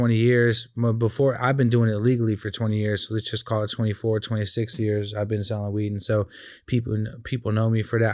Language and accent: English; California, United States; I'm from Cali